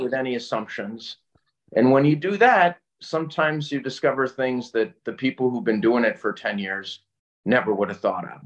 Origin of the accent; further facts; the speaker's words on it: Northeast, United States; also born or lived in Connecticut / Massachusetts / New York / North Carolina; I, I grew up in the Northeast mm-hmm. and uh, Connecticut and Massachusetts and New York